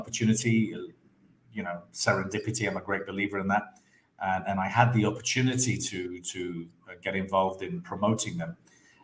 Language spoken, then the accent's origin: English; Andalusia, Spain; also born or lived in London; I was born in London, but brought up in Spain, in the south of Spain.